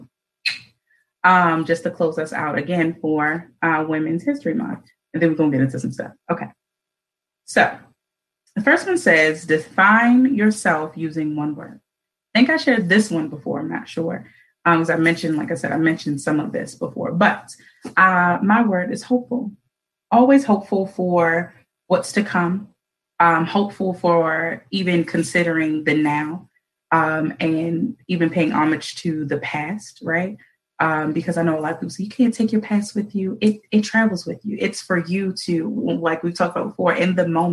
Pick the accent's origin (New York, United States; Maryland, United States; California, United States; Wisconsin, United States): Maryland, United States; Baltimore; born and raised in Baltimore